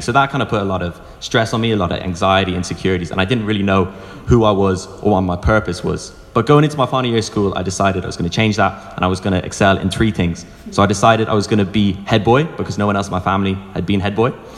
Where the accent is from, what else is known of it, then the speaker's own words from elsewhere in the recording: Wicklow, Leinster, Ireland; I'm from Wicklow